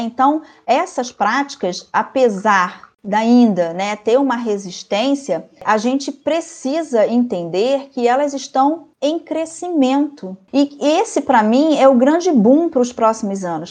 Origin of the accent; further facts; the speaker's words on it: Brazil; como boa brasileira que sou